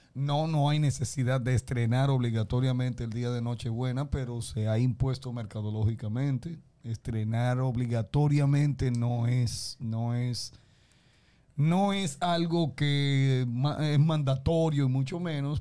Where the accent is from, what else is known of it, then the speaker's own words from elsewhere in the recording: Dominican Republic; nosotros estamos como caribeños, y estoy hablando como dominicanos